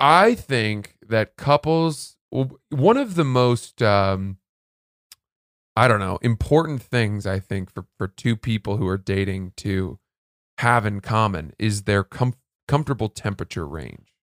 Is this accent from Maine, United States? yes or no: yes; Maine, United States; also born or lived in New Jersey; I grew up in Maine.